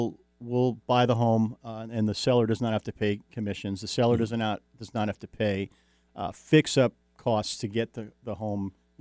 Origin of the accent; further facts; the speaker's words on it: Jersey Shore, New Jersey, United States; moved away; I grew up on the Jersey Shore, New Jersey.